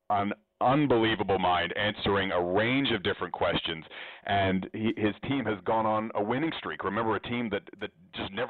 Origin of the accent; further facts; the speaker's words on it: Oakville, Ontario, Canada; I'm from Oakville, Canada, and I'm studying economics.